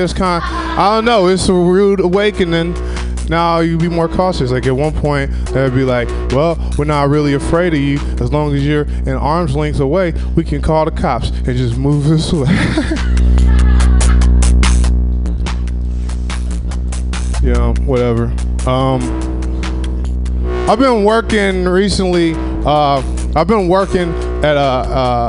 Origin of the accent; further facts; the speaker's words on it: Southern Illinois, United States; now in California, United States; I'm from Southern Illinois. Since I've been in California, I've been doing things that I didn't do back in Southern Illinois